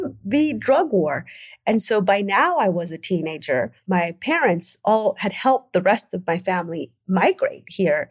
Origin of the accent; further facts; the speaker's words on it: Oakland, California, United States; I grew up in the 80s during the era of the war on drugs in Oakland.